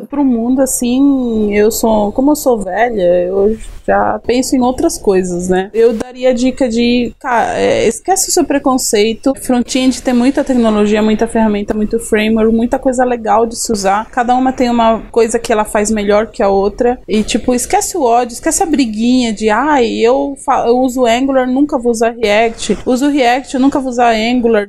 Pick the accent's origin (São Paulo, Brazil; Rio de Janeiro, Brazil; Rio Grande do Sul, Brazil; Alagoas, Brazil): São Paulo, Brazil; Greater ABC; Eu sou do Grande ABC Paulista Paulista